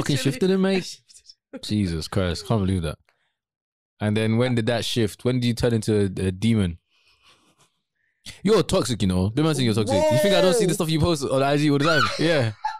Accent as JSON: {"language": "English", "country": "Nigeria", "tie": "born or raised there", "moved": "yes", "lives_now": "United Kingdom", "said": "Growing up in Nigeria"}